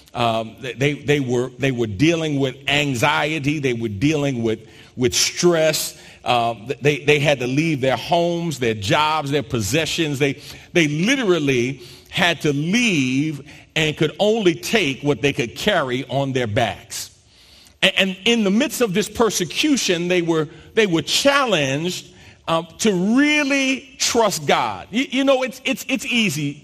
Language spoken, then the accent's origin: English; New York, United States; born or raised there; moved away as an adult; also born or lived in South Jersey / Philadelphia; now in Houston, United States